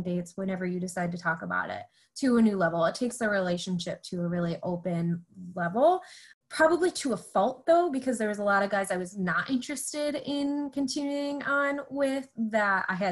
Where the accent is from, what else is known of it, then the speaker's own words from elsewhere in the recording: Clarkston, United States; at the end of my time in Clarkston, my hometown